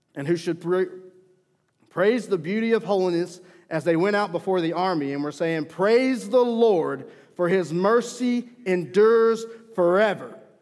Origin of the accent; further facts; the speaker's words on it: Mena, Arkansas, United States; I grew up in Mena, Arkansas. And being from the South